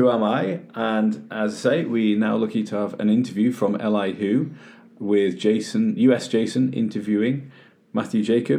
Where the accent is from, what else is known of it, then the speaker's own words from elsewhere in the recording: United Kingdom; as British fans